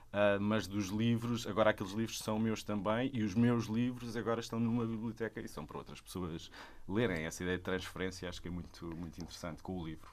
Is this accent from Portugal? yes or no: yes; Sesimbra, Setúbal, Portugal; eu sou de Sesimbra, toda a minha família é de lá e cresci lá.